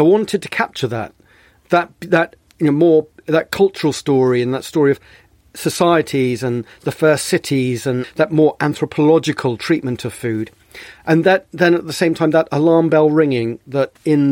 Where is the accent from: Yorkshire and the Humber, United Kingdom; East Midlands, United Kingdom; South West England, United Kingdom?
South West England, United Kingdom; Bristol; also born or lived in Sicily; I grew up in Bristol